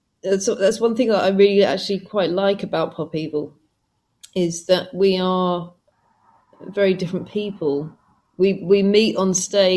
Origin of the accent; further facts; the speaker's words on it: England, United Kingdom; I mean, I'm from England. Guys are from America.